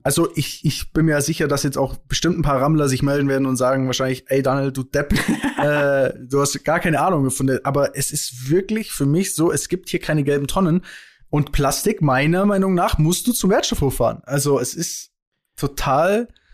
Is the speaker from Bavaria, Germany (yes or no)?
yes; Bavaria, Germany; also born or lived in Kempten; bei uns in Bayern